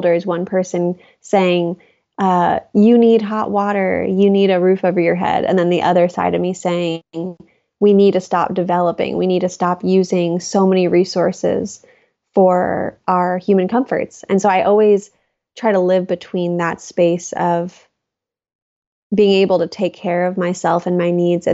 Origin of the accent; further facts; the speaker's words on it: Seal Beach, California, United States; moved away as an adult; also born or lived in Los Angeles / New York City / Oregon; I grew up in Seal Beach, California, which was in Orange County, or is in Orange County